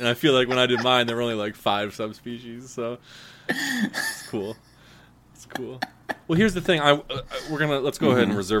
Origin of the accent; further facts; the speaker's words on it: United States; As an American, I'm afraid of things I don't understand.